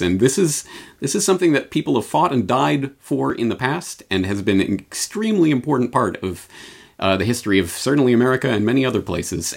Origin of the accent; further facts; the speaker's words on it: Canada; now in Japan; I come at this as a Canadian in Japan